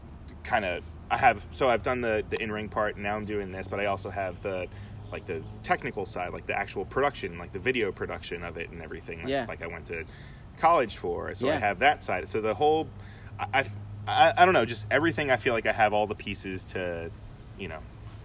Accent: Long Island, New York, United States; it was back in my hometown. {S0} Okay. {S1} So it was back on Long Island

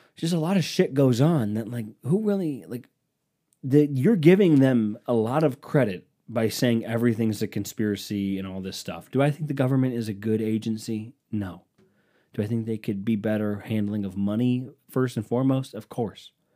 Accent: United States; I'm American

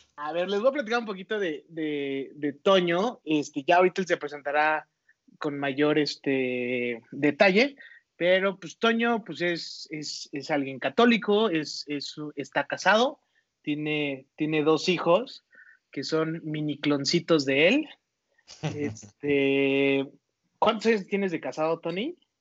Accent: Toluca, State of Mexico, Mexico; moved away as an adult; now in Guadalajara, Mexico; soy Toluca y lo que tiene Toluca la verdad es su gente. De eso sí extraño muchísimo

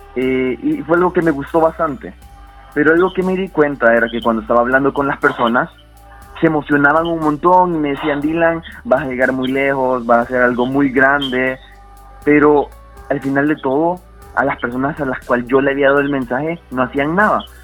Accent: El Salvador; soy salvadoreño

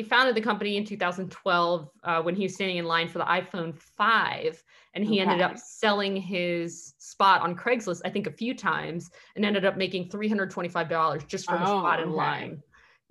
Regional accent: Maryland, United States; I'm from Maryland

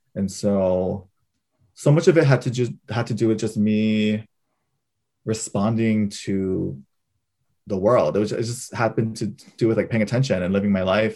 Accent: Hawaii, United States; moved away as an adult; being fourth generation Japanese in Hawaii

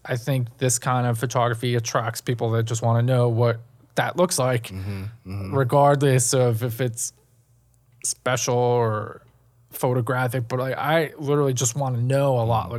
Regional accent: New York City, New York, United States; I grew up in Manhattan.

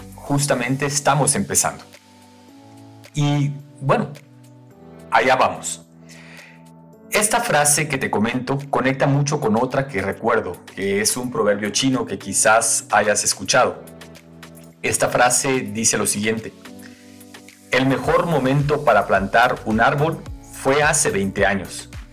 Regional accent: Guatemala; now in Quito, Ecuador; soy guatemalteco de nacimiento y ecuatoriano de corazón

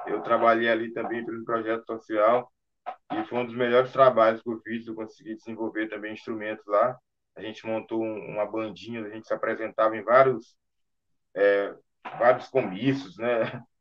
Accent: São Luís, Maranhão, Brazil; eu sou natural de São Luís do Maranhão.

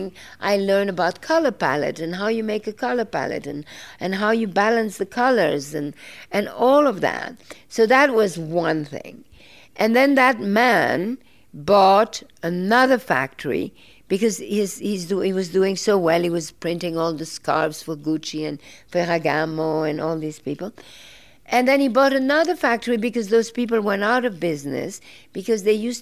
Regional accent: Belgium; I grew up in Belgium

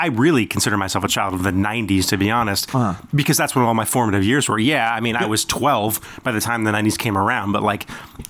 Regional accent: Ventura, California, United States; also born or lived in Port Hueneme / Ojai; I was born in Ventura.

